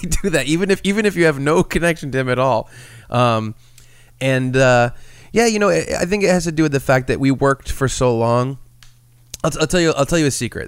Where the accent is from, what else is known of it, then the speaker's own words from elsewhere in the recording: Rhode Island, United States; we're from Rhode Island and we're around New England